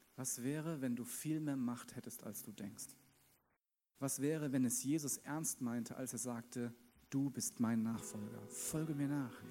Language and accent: German; Wiesbaden, Hesse, Germany; now in Munich, Germany; geboren in Wiesbaden